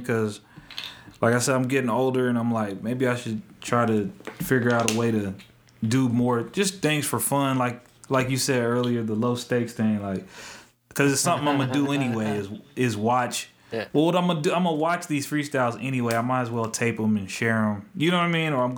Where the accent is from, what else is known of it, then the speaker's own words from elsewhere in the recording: Topeka, Kansas, United States; I'm from Topeka.